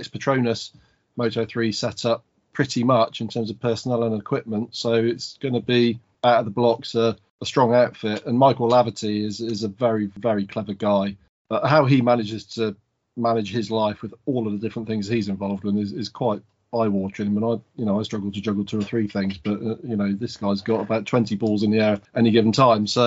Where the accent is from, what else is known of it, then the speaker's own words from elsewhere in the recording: United Kingdom; being a British person